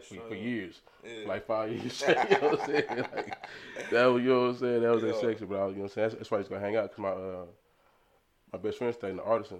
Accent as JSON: {"language": "English", "town": "Arlington", "region": "Texas", "country": "United States", "tie": "born or raised there", "also_born_or_lived": "Baltimore, Maryland", "said": "So I was born in Baltimore, Maryland. I stayed there till about 2000. Then when I came to Texas, I came to Arlington first. I was on the east side. I live right across from San Houston, on Limestone, Timberview"}